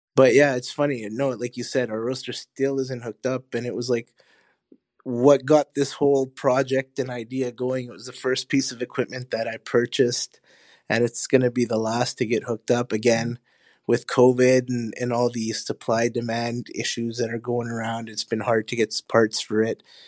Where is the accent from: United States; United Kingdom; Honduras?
Honduras; now in Winnipeg, Canada; I was born in Honduras, my family is from Honduras